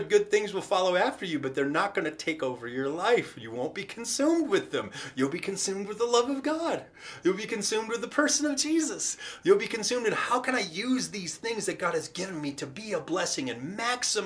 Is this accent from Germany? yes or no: no; United States; us as the American church